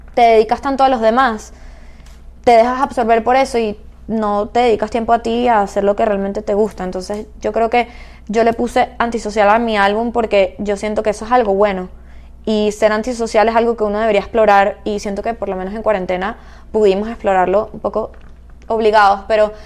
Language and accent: Spanish; Caracas, Capital District, Venezuela; moved away; Caracas, de donde yo soy